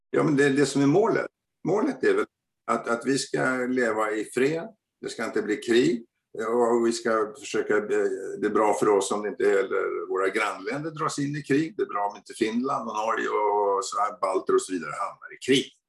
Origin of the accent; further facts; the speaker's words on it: Sweden; Vi fina svenskar